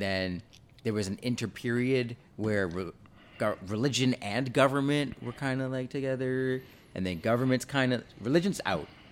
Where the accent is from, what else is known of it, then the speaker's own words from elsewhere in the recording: Canada; I was born here in Canada, but my parents are both Jamaican